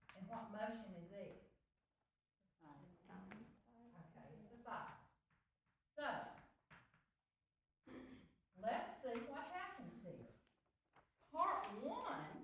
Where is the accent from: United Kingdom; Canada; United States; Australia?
United States; Baldwin; I grew up in Baldwin and didn't have art